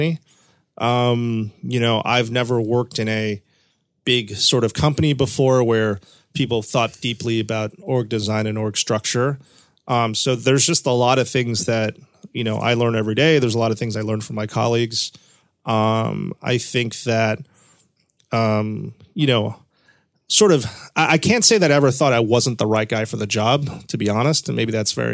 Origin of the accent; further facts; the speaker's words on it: New Haven, Connecticut, United States; we grew up in New Haven, Connecticut together